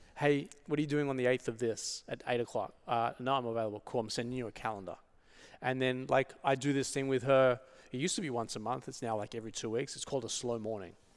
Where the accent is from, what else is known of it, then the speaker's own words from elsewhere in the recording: Sydney, New South Wales, Australia; moved away as an adult; now in Los Angeles, United States; I was born and raised in Sydney